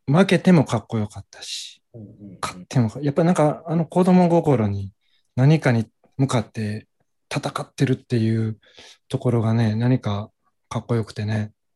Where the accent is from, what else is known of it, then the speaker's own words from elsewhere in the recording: Hyogo, Japan; 兵庫県出身です。